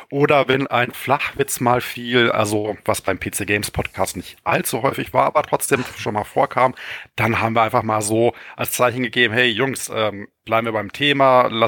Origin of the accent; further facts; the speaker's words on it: Finland; Als Finne würde ich aber behaupten, dass ich trinkfester